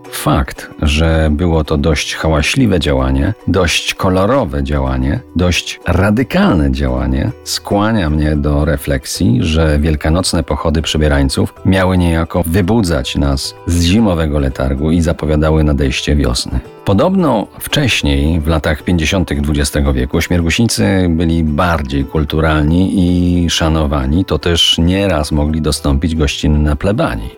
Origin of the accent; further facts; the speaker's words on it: Kozy, Silesian Voivodeship, Poland; moved away as an adult; o mojej wsi rodzinnej, o Kozach, gdzie spędziłem szczęśliwe pierwszych 20 świąt wielkanocnych mojego życia